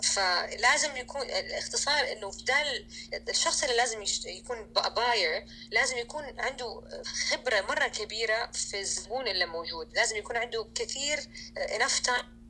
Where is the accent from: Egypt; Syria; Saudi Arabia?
Saudi Arabia; كسعوديه لما اكون في السعوديه